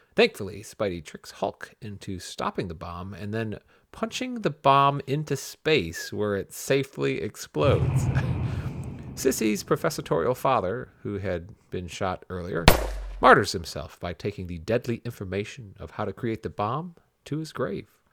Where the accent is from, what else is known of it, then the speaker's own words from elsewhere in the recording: Ypsilanti, Michigan, United States; my hometown of Ypsilanti, Michigan